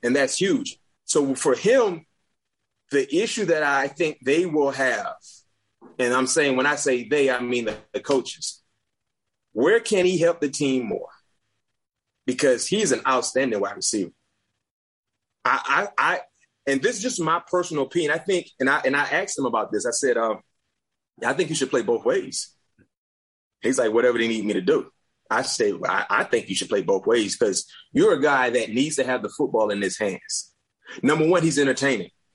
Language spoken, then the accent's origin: English; South Florida, United States; growing up in South Florida